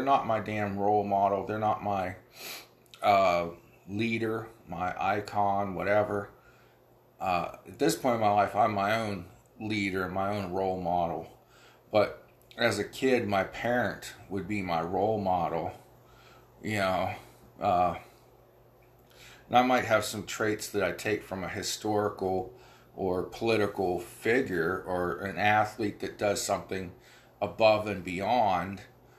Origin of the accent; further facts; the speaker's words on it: Ohio Valley, United States; I'm from the Ohio Valley